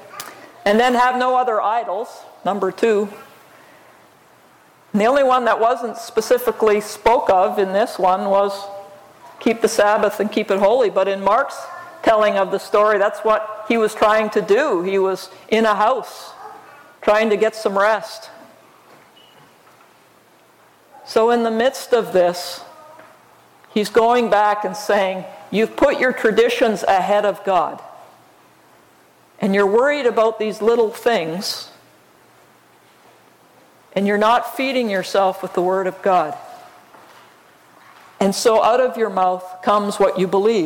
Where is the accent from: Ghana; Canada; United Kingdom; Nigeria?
Canada; Alberta; I grew up in Alberta, Canada, up against the mountains.